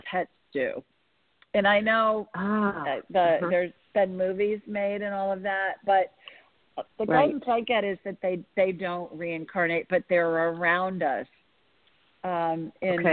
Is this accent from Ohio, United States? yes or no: yes; Columbus, Ohio, United States; moved away; I grew up in Columbus